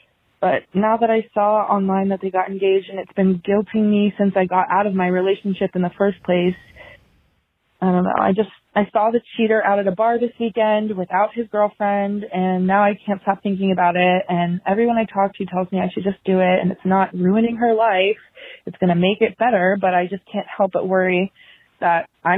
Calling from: Virginia, United States; Hi, Naomi and Angie. … I'm 24 from Virginia

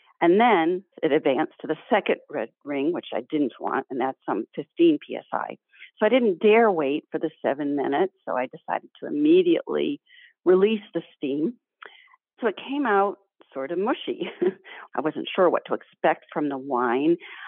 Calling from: Massachusetts, United States; Wambsgott, Mass.

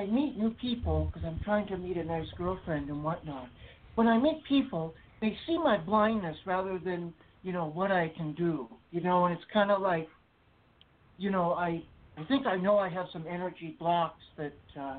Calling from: Houston, Texas, United States; I'm calling from Texas, from Houston, Texas.

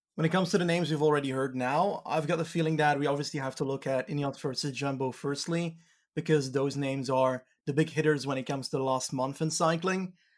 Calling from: Belgium; I'm calling in from Belgium

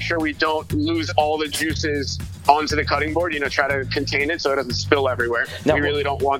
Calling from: Brooklyn, New York, United States; At the Pfizer building in Brooklyn.

